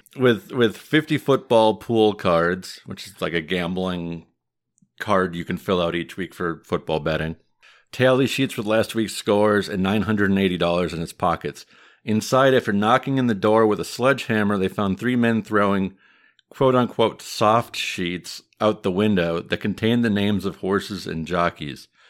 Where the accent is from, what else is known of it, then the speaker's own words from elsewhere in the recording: Midwest, United States; accent: Midwest; my Midwest accent